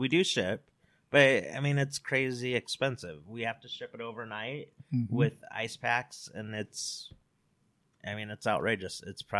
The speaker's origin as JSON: {"language": "English", "town": "American Fork", "region": "Utah", "country": "United States", "tie": "born or raised there", "said": "I grew up in American Fork."}